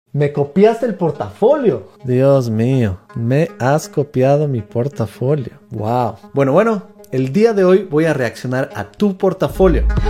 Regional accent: Quito, Pichincha, Ecuador; mi tierra, Quito, Ecuador

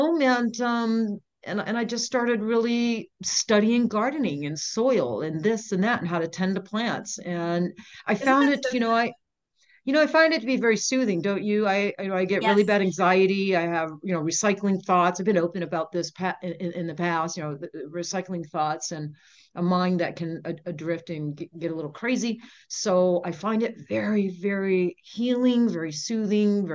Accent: Maine, United States; now in Las Vegas, United States; I grew up in Maine on the coast

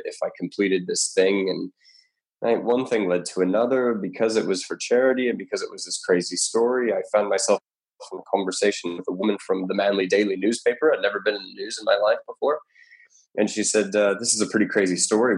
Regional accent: Colorado, United States; now in Australia; I'm from Colorado originally, and I've never skied in my life

